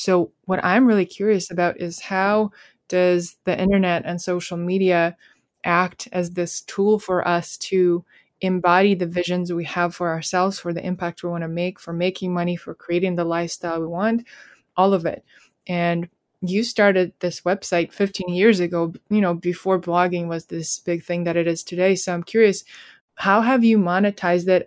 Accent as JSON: {"language": "English", "country": "Russia", "said": "I'm from Russia and my parents gave me a lot of trust"}